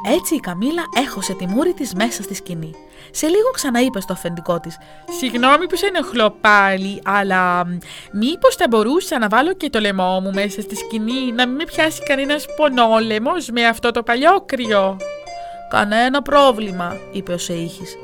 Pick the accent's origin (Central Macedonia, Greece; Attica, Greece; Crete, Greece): Crete, Greece; Heraklion; τον τόπο μου